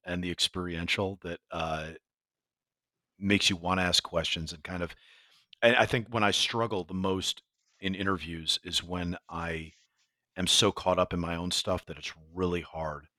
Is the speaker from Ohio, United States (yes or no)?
no; New York, United States; as a New Yorker